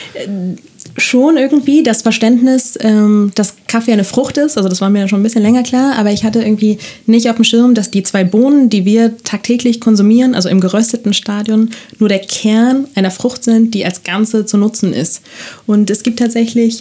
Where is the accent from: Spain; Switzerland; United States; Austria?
Spain; Barcelona, Catalonia; moved away as an adult; now in Germany; Ich bin in Barcelona geboren, das steht auch in meinem Ausweis